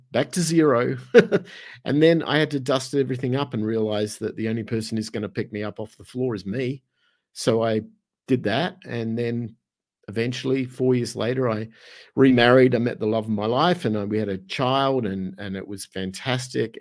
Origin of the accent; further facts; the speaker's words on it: Australia; moved away as an adult; also born or lived in Los Angeles / Arizona; now in San Miguel de Allende, Mexico; my accent kind of gives it away, 'cause originally I'm from Australia.